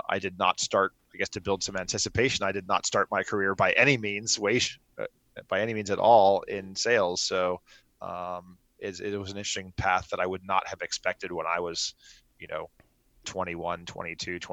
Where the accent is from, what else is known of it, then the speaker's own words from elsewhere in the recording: Miami, Florida, United States; I grew up in Miami, Florida